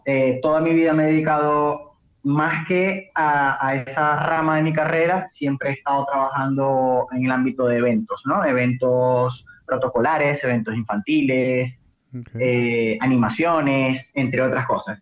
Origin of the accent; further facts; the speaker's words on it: Maracaibo, Zulia, Venezuela; de Maracaibo, de aquí nací, aquí crecí, aquí todo